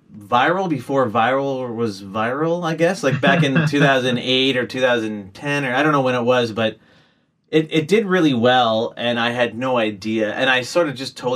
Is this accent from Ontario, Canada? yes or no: yes; Guelph, Ontario, Canada; moved away as an adult; now in Toronto, Canada; I grew up in Guelph